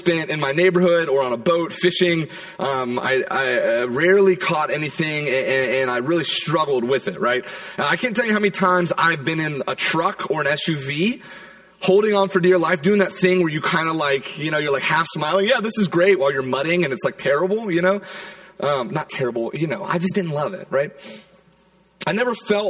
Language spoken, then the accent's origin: English; Charleston, South Carolina, United States; moved away; I grew up in South Carolina, in Charleston